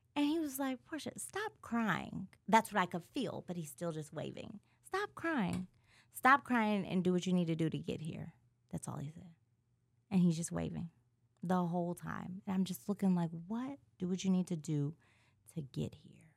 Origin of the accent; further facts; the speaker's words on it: California, United States; moved away; I'm from Cali